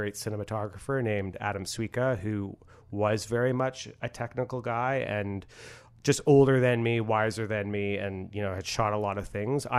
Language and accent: English; Port Coquitlam, British Columbia, Canada; accent: suburban; When I arrived at drama school, like, which was in Vancouver, I was from Port Coquitlam, and they said that I sounded very suburban.